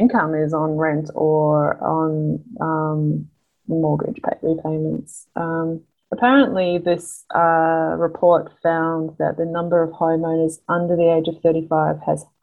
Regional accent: Hobart, Tasmania, Australia; Hobart, in Tasmania, my hometown

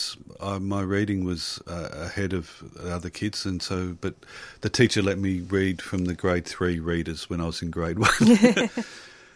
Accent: Blackburn, Victoria, Australia; I was born in the early 60s and I grew up in Blackburn

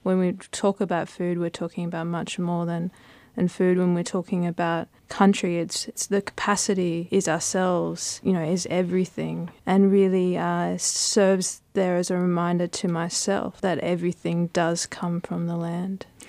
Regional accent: Brisbane, Queensland, Australia; we grew up in Brisbane

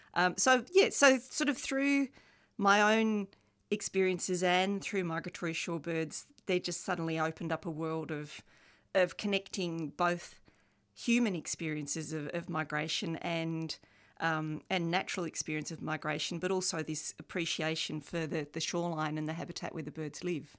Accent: Australia; also born or lived in England; now in Melbourne, Australia; They migrated t, uh, to Australia from England in nineteen sixty-six, the year I was born.

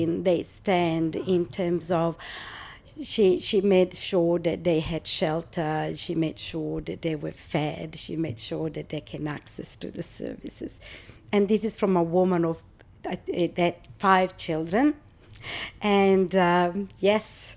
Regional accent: Rome, Lazio, Italy; English is a second language; moved away as an adult; now in Australia; I was born in Rome, and it's 37 years that I live in Australia.

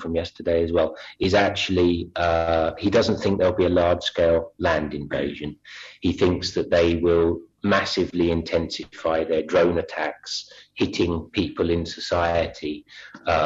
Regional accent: London, United Kingdom; accent: Cockney; moved away; I was born in London

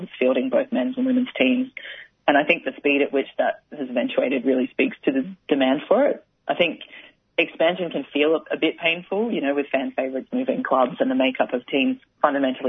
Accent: Brisbane, Queensland, Australia; moved away as an adult; now in Melbourne, Australia; So I played footy as a kid growing up in Brisbane

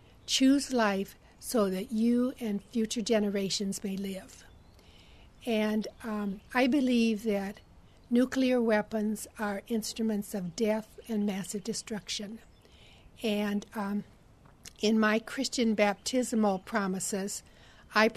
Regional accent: Iowa, United States; now in Knoxville, United States; I was born in Iowa and spent much of my life growing up in Iowa in the United States of America.

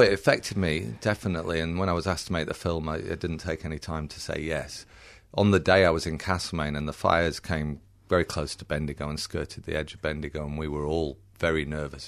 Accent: United Kingdom; accent: a bit British; also born or lived in England; now in Australia; I was born in Britain and I do sound a bit British.

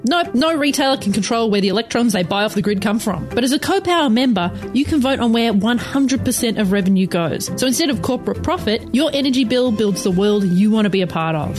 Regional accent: United States; I'm very American in that way

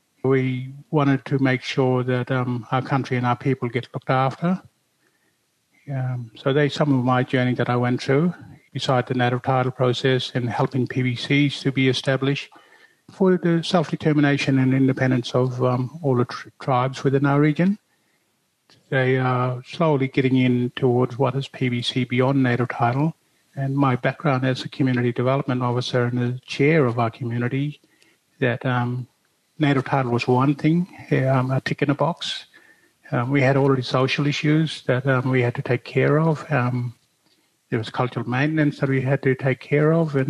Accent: Derby, Western Australia, Australia; also born or lived in Broome / Mount Anderson; I grew up and born in Derby

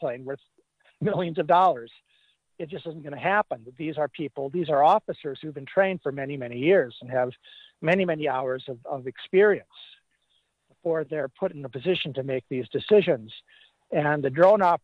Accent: Iowa, United States; my home state of Iowa

